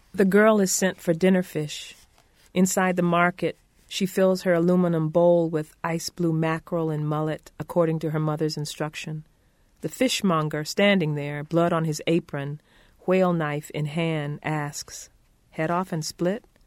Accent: Conway, South Carolina, United States; I was born in Conway, South Carolina, half a mile from the Atlantic Ocean

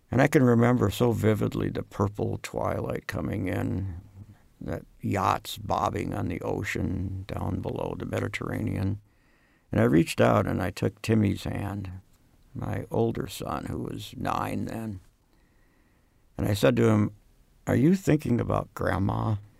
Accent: Worthington, Minnesota, United States; moved away; Minnesota in general, in my hometown in particular, a town called Worthington, was really important

